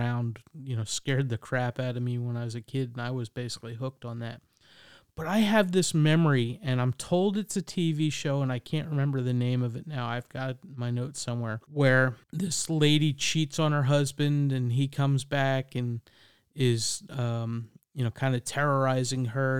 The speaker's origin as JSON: {"language": "English", "region": "New York", "country": "United States", "tie": "born or raised there", "said": "I have memories of scary movies because, again, I grew up in the New York area, and we had Chiller Theater and a lot of those kinds of things on Friday nights."}